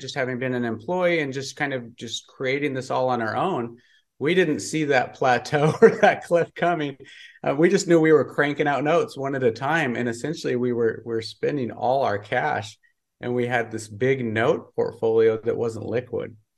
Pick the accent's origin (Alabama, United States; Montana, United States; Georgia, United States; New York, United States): Montana, United States; moved away; also born or lived in California; I grew up in Montana, I was living in California